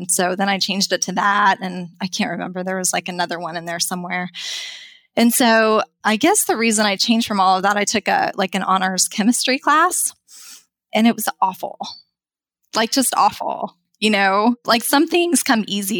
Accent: Wyoming, United States; moved away as an adult; also born or lived in Texas; I grew up in Wyoming

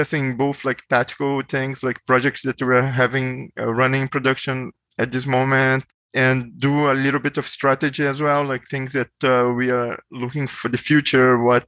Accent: Brazil; moved away as an adult; also born or lived in Bay Area, United States; now in United States; I'm originally from Brazil, so I moved to the US like a long time ago for grad school

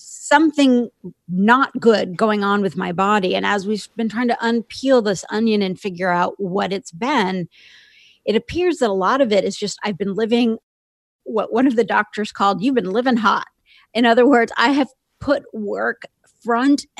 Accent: Indiana, United States; I grew up in a small town in Indiana

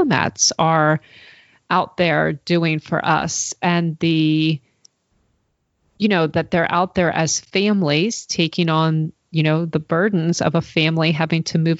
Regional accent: United States; as an American

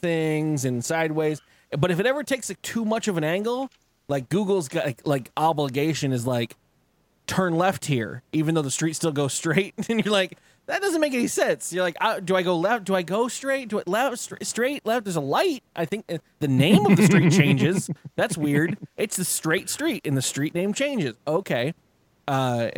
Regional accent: San Diego, California, United States; moved away; also born or lived in Arizona; I grew up in San Diego

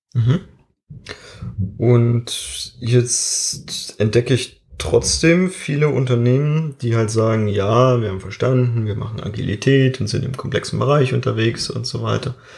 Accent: Germany; bei uns in Deutschland

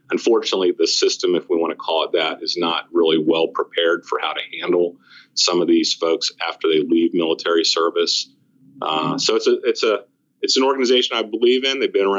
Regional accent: Northeast, United States; now in Williamsburg, United States; You know, I came from the Northeast, spent a lot of time in New Jersey, New York, and Philly.

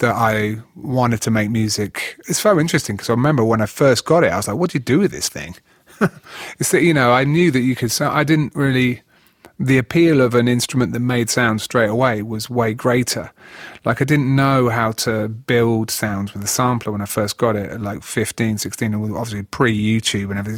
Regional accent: Huntingdon, East of England, United Kingdom; It was Hinchingbrook School in Huntingdon, Cambridgeshire

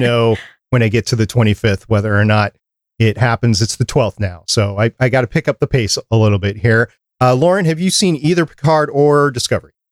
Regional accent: New York, United States; I was born in New York

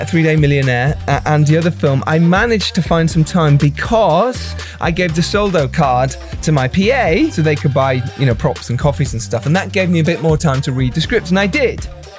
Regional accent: Yorkshire and the Humber, United Kingdom; I'm from Yorkshire.

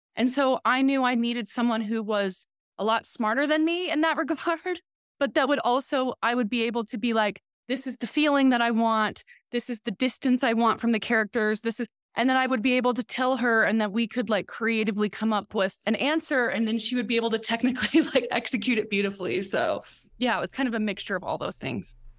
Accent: Oklahoma and Southwest Missouri, United States; I'm from the Seneca Cayuga Nation. I grew up in Oklahoma and Southwest Missouri

